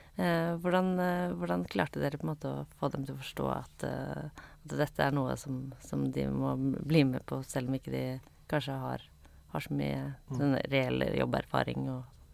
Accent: Bærum, Akershus, Norway; jeg kommer fra, jeg kommer fra Bærum

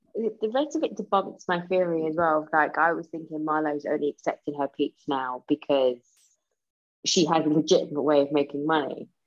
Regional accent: United States; But we're American. We're we're in America.

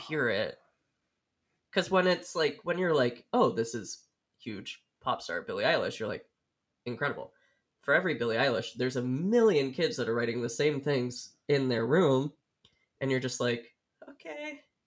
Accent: Oregon, United States; moved away as an adult; also born or lived in Illinois; I grew up in Oregon

